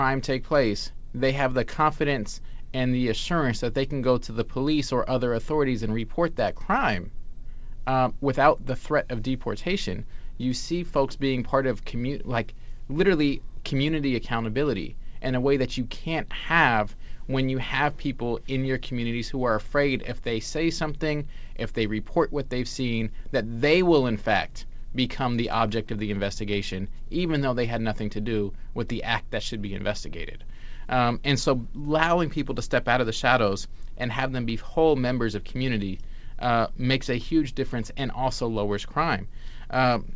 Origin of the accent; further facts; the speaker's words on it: Los Angeles, California, United States; moved away; also born or lived in New York; I often claim New York, but I grew up in Los Angeles